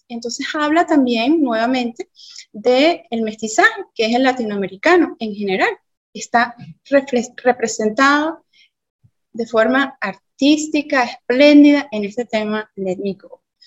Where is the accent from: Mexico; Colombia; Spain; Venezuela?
Venezuela; como venezolana, latina al fin, que creció oyendo salsa